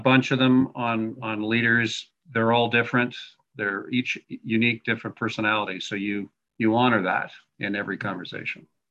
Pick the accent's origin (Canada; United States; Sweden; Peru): Canada; Montreal, Quebec; now in Calgary, Canada; originally I'm from Montreal, but I have been uh, Western Canadian uh, since the 1980s, the Calgarian since 1980.